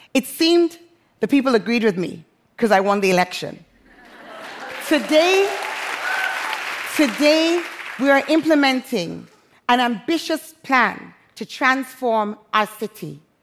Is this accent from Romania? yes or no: no; Freetown, Western Area, Sierra Leone; moved away as an adult; also born or lived in London; now in Freetown, Sierra Leone; my hometown, Freetown, Sierra Leone